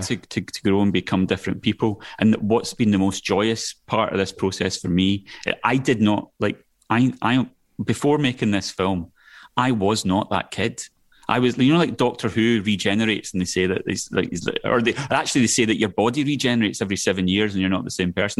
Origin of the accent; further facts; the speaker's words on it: Scotland, United Kingdom; accent: Scottish; now in London, United Kingdom; my Scottish accent